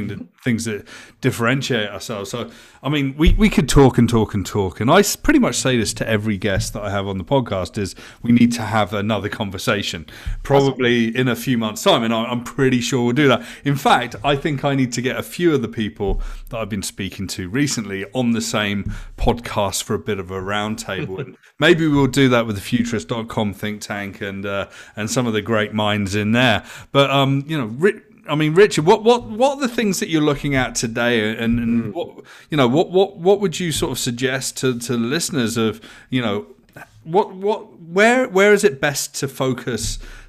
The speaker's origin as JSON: {"language": "English", "country": "United Kingdom", "tie": "born or raised there", "said": "I mean, I grew up in Thatcher's Britain in the 1980s, right?"}